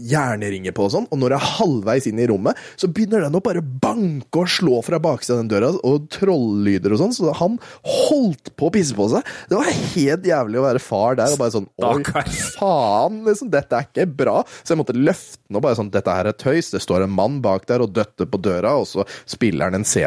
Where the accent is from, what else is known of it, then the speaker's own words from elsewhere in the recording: Østfold, Norway; vi er fra Østfold, vet du, så er det PES.